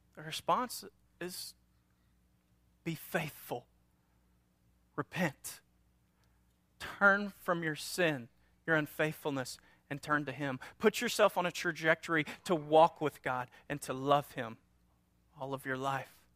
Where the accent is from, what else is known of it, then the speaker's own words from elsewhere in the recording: North Louisiana, United States; we're from North Louisiana, a small town, and so we had our little sayings